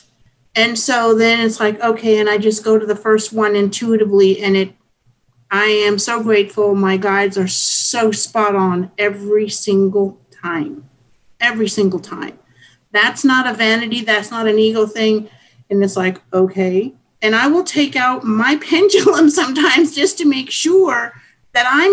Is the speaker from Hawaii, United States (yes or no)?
yes; Hawaii, United States; I grew up in Hawaii